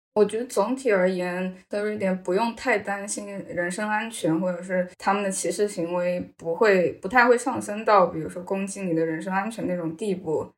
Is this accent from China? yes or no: yes; China; moved away as an adult; now in Sweden; 我生在中国